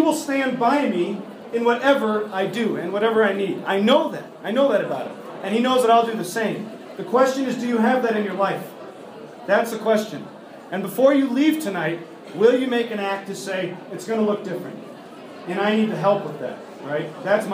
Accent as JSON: {"language": "English", "country": "United States", "said": "We're American"}